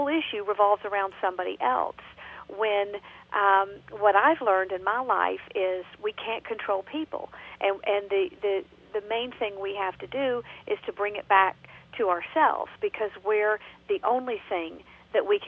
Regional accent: Georgia, United States; accent: Southern; now in North Carolina, United States; I'm originally from Georgia, and now I live in North Carolina

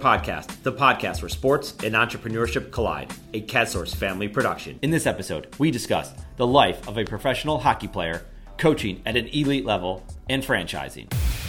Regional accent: Buffalo, New York, United States; I grew up in Buffalo, New York, and a lot of my close friends played hockey.

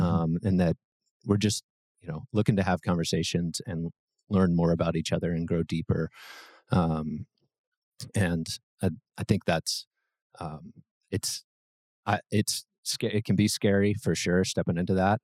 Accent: Brentwood, Tennessee, United States; so grew up in Brentwood

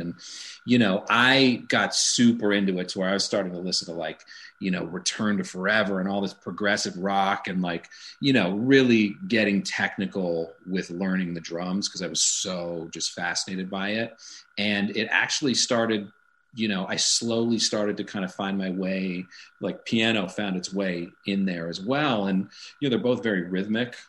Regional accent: Santa Monica, California, United States; I grew up in Santa Monica, California

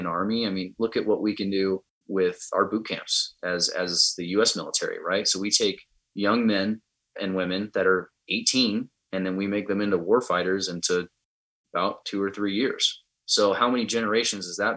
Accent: United States

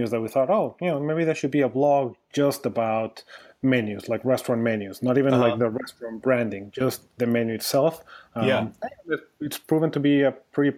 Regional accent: Mexico; moved away; also born or lived in New York / Austin; I'm originally from Mexico

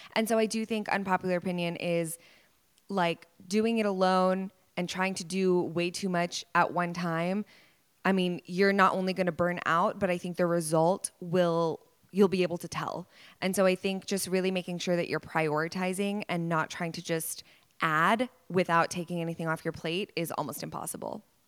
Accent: Dallas, Texas, United States; born or raised there

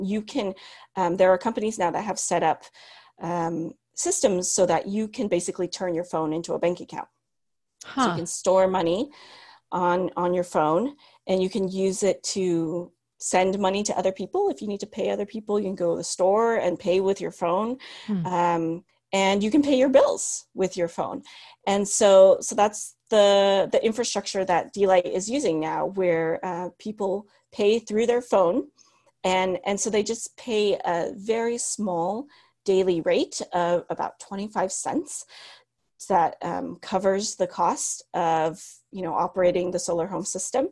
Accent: United States; first language Cantonese; moved away as an adult; also born or lived in Shenzhen, China / Hong Kong / Nairobi, Kenya; I'm Chinese American

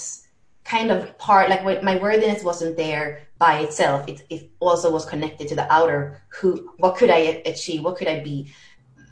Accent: Sweden; moved away as an adult; also born or lived in Spain / France; So I was born in Sweden. I lived in Spain as a kid, but then we went back to Sweden and that's where kind of the craziness was happening. So until 18, I lived in Sweden

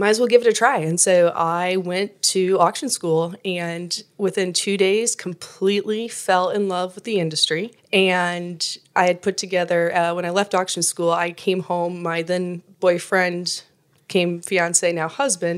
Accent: northern Iowa, United States; moved away as an adult; now in Kansas City, United States; I originally grew up in northern Iowa, grew up in a very small town

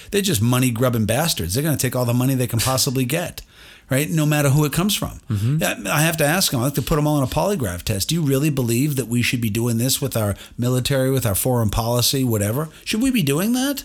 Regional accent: United States; I'm an American

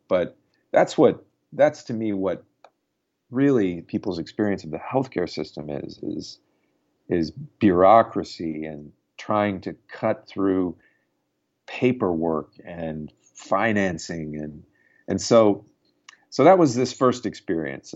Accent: United States; as an American

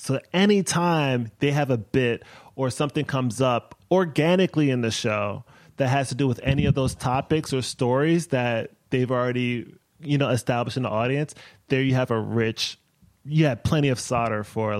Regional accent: Maryland, United States; moved away as an adult; now in Brooklyn, United States; I grew up in Maryland, born in Brooklyn, moved back to Brooklyn in 2012.

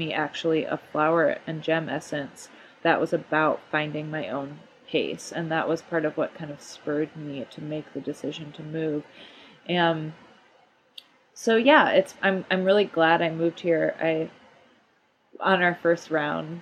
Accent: Grand Rapids, Michigan, United States; moved away as an adult; also born or lived in Ann Arbor, Michigan; now in Bay Area, United States; I grew up in Grand Rapids.

